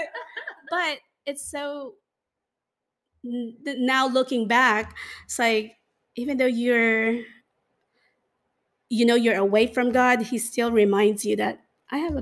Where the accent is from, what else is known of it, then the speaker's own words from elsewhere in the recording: Manila, Metro Manila, Philippines; growing up in the Philippines, I mean, I grew up in Manila